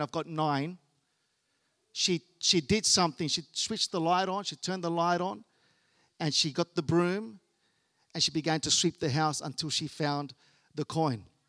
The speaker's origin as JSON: {"language": "English", "country": "Australia", "tie": "born or raised there", "said": "I was born here in Australia"}